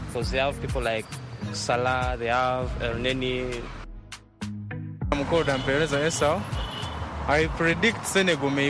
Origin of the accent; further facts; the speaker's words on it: Kampala, Central Region, Uganda; Uh, I stay in Wafu. Uh, I'm from Kampala, Uganda.